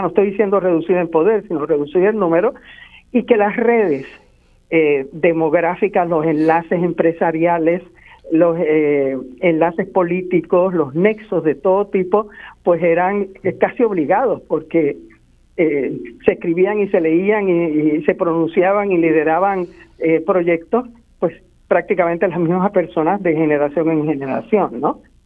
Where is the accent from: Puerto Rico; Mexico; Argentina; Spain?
Puerto Rico; Ponce; also born or lived in San Juan, Puerto Rico; Ponce, pues mi ciudad natal, y sobre San Juan, el lugar donde vivo desde los 10 años y donde me hice universitaria